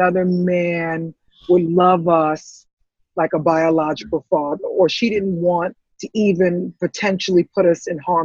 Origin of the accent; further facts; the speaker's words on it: New York City, New York, United States; also born or lived in Antigua / St. Croix; I grew up in the Bronx